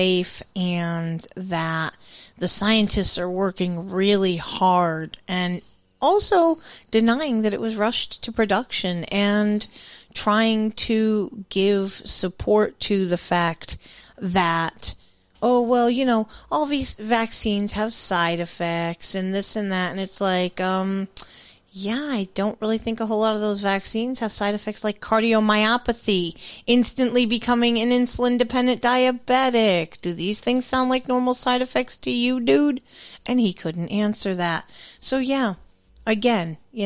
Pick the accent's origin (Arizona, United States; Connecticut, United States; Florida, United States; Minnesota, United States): Connecticut, United States; girls from my hometown area in Connecticut